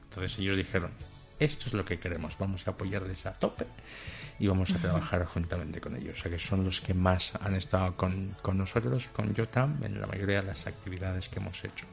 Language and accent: Spanish; Equatorial Guinea; moved away as an adult; now in Spain; en África en general y en mi país en particular